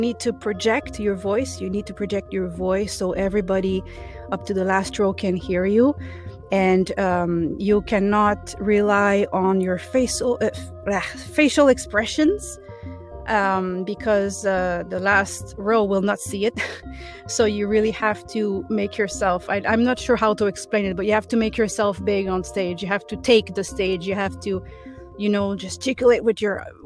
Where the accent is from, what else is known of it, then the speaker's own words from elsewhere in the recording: Toronto, Ontario, Canada; English is a second language; I'm from Toronto